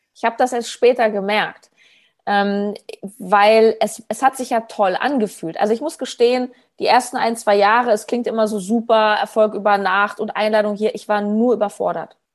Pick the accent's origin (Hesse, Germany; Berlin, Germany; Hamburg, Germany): Berlin, Germany; habe in Berlin, wo ich herkomme, so Hausbesuche gemacht